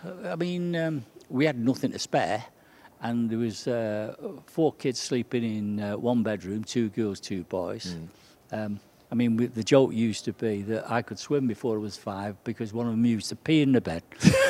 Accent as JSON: {"language": "English", "town": "Salford", "region": "North West England", "country": "United Kingdom", "tie": "born or raised there", "said": "I come from Salford, from the Oddsall district of Salford, which is considered or was considered one of the hardest places in Salford."}